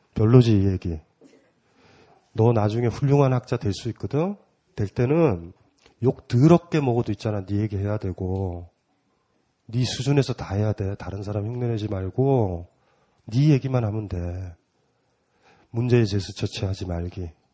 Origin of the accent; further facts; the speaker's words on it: South Gyeongsang, South Korea; 저도 경남이잖아요.